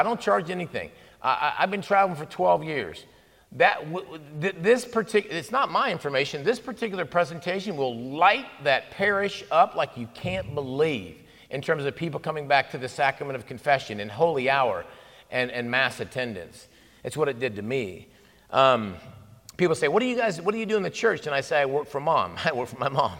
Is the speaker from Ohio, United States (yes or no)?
yes; Ohio, United States; moved away as an adult; now in Texas, United States; I grew up in Ohio. I've been in Texas for 20 plus years